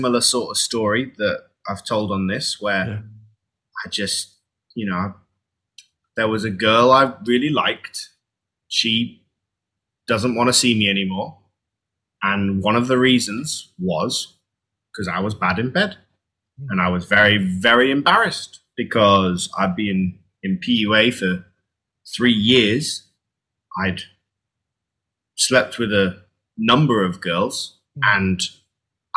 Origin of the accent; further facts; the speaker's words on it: United Kingdom; I'm British